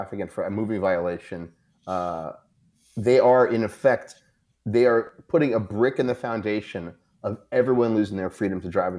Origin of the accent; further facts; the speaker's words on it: New York, United States; I'm from New York.